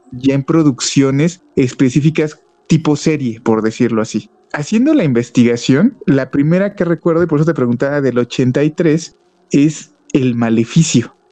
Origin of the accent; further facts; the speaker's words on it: Mexico City, Mexico; moved away; also born or lived in Toluca Valley; yo soy de la Ciudad de México y donde vivía era una zona